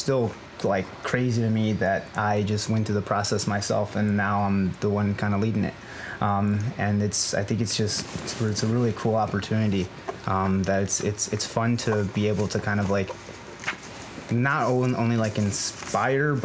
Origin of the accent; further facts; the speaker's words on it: Chicago, Illinois, United States; moved away as an adult; now in Baltimore, United States; I'm originally from Chicago